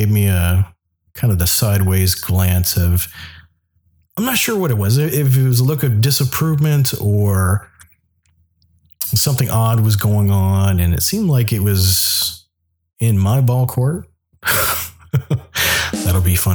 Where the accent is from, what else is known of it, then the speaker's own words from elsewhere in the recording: the South, United States; now in Anchorage, United States; I grew up in the South